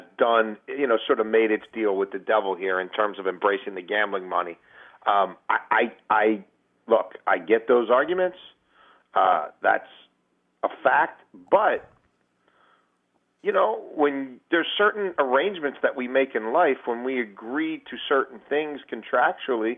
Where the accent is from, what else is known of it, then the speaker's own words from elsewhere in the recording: Baltimore, Maryland, United States; Growing up in Baltimore in the early 80s